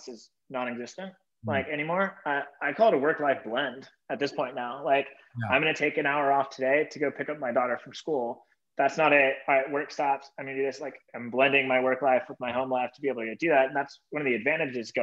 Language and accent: English; Bay Area, California, United States; I was born and raised in the Bay Area